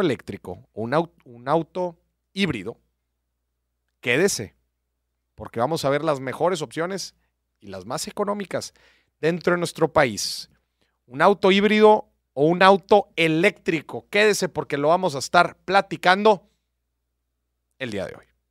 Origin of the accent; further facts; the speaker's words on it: Mexico; somos buenos los mexicanos